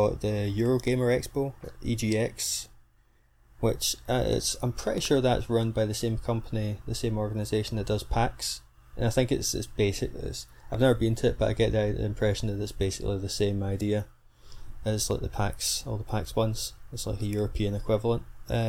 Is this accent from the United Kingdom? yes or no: yes; Scotland, United Kingdom; born or raised there